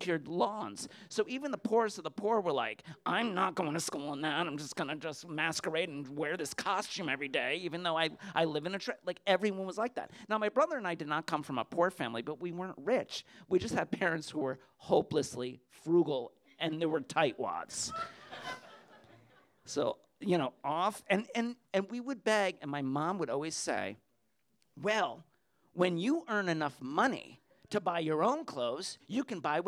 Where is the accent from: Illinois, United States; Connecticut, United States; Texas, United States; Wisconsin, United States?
Connecticut, United States; Clinton; my hometown of Clinton, Connecticut